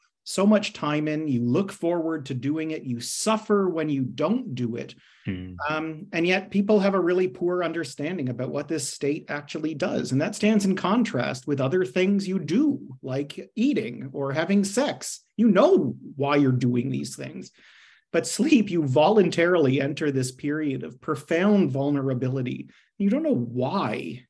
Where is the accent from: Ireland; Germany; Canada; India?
Canada; now in Australia; as the accent might betray, I'm not Australian, but I'm rather from Canada